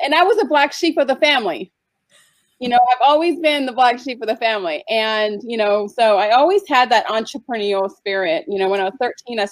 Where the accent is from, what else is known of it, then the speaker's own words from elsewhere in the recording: San Diego, California, United States; moved away as an adult; I grew up in California in San Diego. I lived there for like 22 years